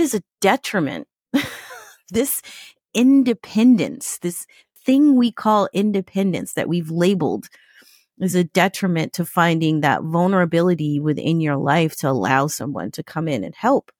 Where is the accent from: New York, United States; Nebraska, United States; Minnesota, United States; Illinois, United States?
New York, United States; I'm from New York